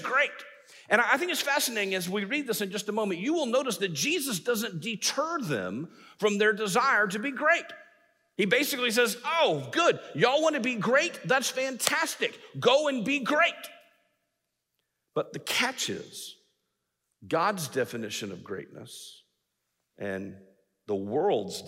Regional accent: North Richland Hills, Texas, United States; now in Oklahoma, United States; This is my hometown. I grew up just a little north on I-35 and a little bit east on 820 in a little community, or it's not little anymore, North Richland Hills.

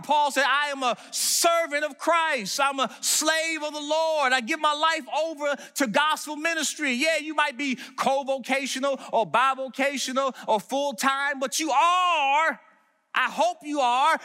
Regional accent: Washington, District of Columbia, United States; moved away; also born or lived in Maryland; Growing up in Washington, D C, and then moving out to Maryland

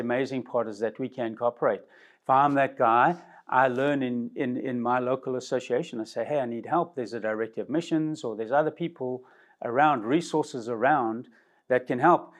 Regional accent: South Africa; now in United States; from my original country, I came from South Africa

